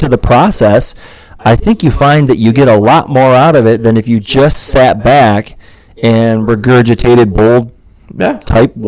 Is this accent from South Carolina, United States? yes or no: no; Muskegon, Michigan, United States; I'm from Muskegon